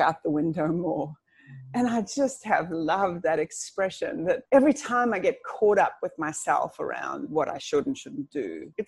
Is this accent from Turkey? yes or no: no; South Africa; I'm actually South African, just listen to that yaw that sneaks out every now and then